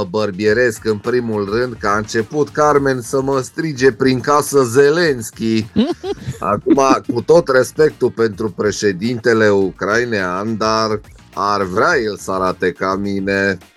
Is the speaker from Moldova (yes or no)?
no; Transylvania, Romania; Zic, luați-mă încet că sunt ardelean.